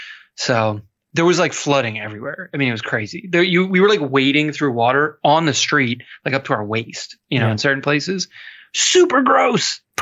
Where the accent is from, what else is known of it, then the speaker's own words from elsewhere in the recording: Pennsylvania, United States; We don't get a lot of hurricanes in Pennsylvania